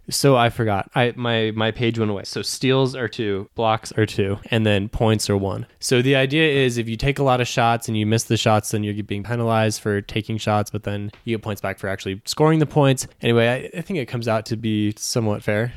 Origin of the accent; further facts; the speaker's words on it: Arizona, United States; I'm from Arizona